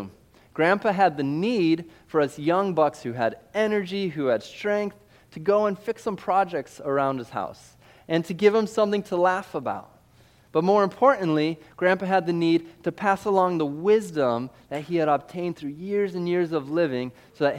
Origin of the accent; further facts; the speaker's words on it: Missouri, United States; I'm from Missouri